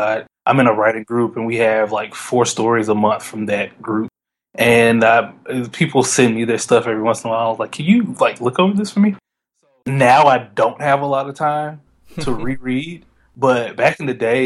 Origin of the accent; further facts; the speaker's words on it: Memphis, Tennessee, United States; I'm from Memphis, Tennessee, when I was in elementary school here